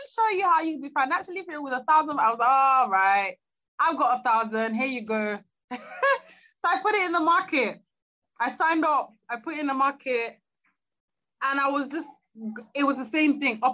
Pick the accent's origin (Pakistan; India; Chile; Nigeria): Nigeria; moved away; to move back to Nigeria. I'm Nigerian